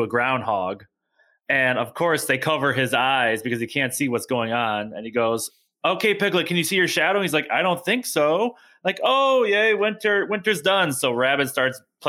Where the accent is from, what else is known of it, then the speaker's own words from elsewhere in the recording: Wisconsin, United States; I'm from Wisconsin